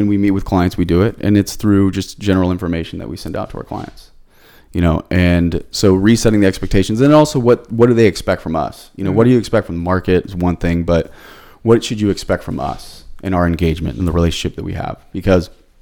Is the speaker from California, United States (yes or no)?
yes; San Diego, California, United States; I'm from San Diego, which born and raised here